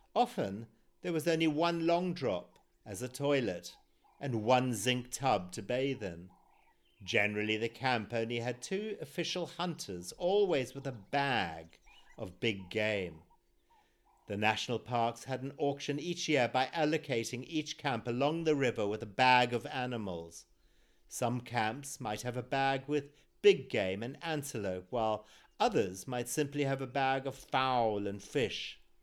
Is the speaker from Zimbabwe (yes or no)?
yes; Zimbabwe; born or raised there